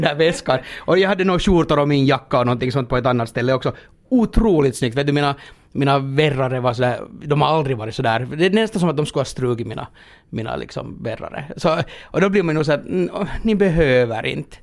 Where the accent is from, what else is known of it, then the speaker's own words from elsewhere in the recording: Finland; när man kommer då här som finländare